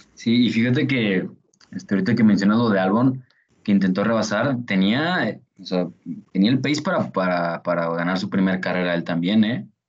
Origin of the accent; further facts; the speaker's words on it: Mexico; somos, somos de México